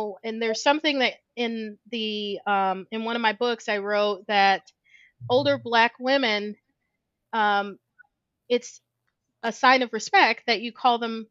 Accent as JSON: {"language": "English", "region": "Midwest", "country": "United States", "tie": "born or raised there", "moved": "yes", "lives_now": "Georgia, United States", "said": "I grew up in the Midwest. I now live in the South. In Georgia"}